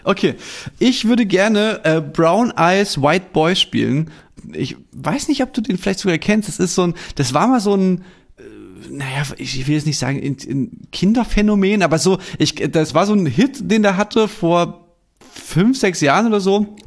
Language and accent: German; East Germany, Germany; als Ossi